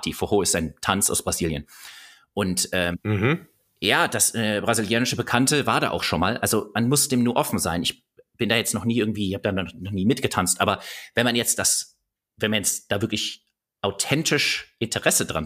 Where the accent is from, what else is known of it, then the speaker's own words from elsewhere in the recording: Bavaria, Germany; Paar Minuten später kriegt die Gruppe mit, dass ich tatsächlich aus Bayern komme.